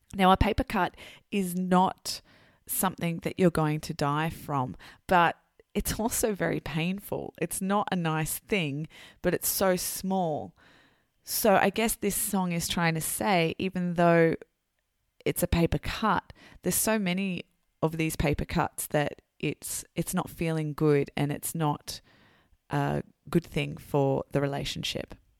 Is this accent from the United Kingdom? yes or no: no; Sydney, New South Wales, Australia; I'm an English teacher from Sydney, Australia. And of course, I'm very proud to be Australian